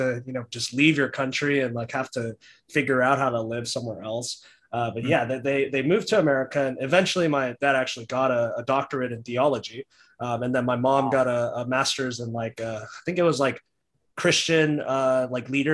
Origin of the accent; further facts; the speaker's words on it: Dallas, Texas, United States; now in Houston, United States; I'm originally from Dallas, Texas, and I was born there